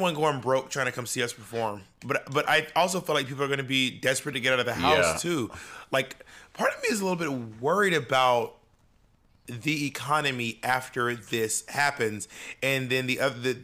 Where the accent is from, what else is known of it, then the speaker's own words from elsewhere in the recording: Georgia, United States; also born or lived in Columbus, Georgia; now in New York City, United States; I grew up in Georgia